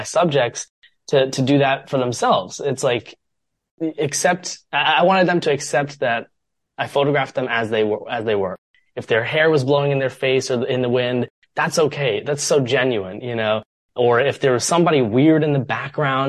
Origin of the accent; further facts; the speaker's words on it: Columbus, Ohio, United States; moved away as an adult; also born or lived in Chicago; my hometown, Columbus, Ohio